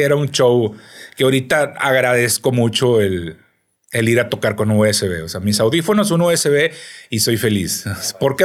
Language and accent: Spanish; Piedras Negras, Coahuila, Mexico; also born or lived in Mexico City; now in Monterrey, Mexico; Yo soy de Piedras Negras, Coahuila, una ciudad fronteriza